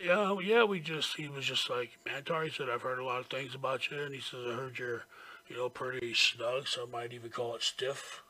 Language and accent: English; Florida, United States; I says, Florida.